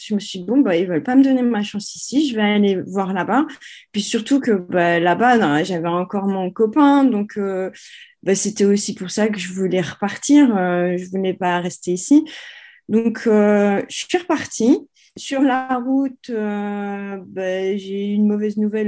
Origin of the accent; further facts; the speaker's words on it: France; accent: French; moved away; je suis française